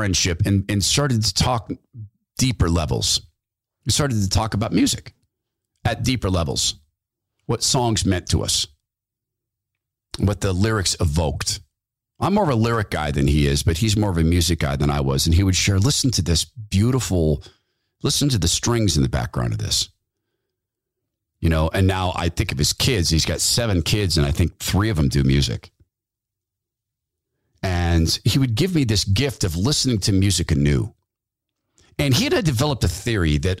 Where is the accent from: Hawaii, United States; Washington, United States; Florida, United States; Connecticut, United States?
Washington, United States; Spokane; as a young guy growing up in Spokane, Washington, which was still sort of the woods